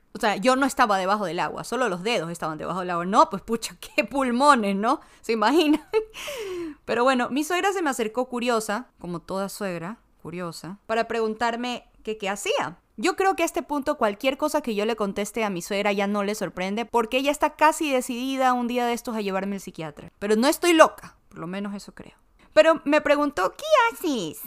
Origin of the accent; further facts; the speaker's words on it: Ecuador; now in United States; Soy ecuatoriana, pero vivo en Estados Unidos porque mi familia decidió hace como unos 17 años atrás buscar el sueño americano